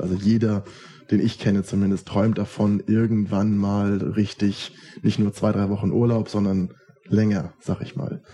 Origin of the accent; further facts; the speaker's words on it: Schleswig, Schleswig-Holstein, Germany; also born or lived in Kiel; now in Berlin, Germany; in meiner Heimatstadt, hier nach Schleswig, wo wir jetzt auch gerade sind.